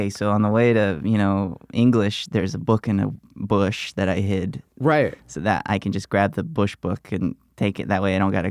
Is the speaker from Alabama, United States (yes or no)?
yes; Alabama, United States; moved away; I grew up in Alabama